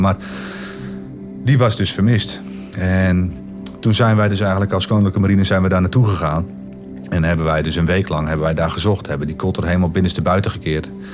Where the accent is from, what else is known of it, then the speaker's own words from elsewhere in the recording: Netherlands; als Nederlanders